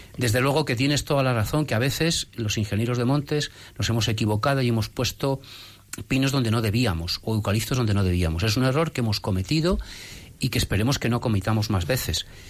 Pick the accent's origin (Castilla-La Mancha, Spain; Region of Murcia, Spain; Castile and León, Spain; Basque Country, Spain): Castile and León, Spain; Salamanca; soy de Salamanca